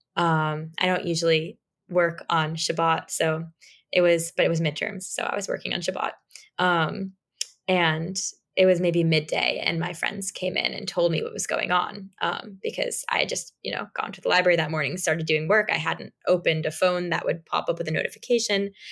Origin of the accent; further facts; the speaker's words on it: New York City, New York, United States; I'm from New York City, and I was very accustomed to public transportation